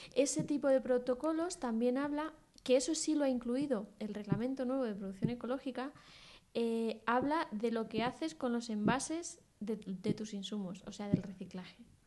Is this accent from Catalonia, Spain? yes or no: no; Castilla-La Mancha, Spain; mi tierra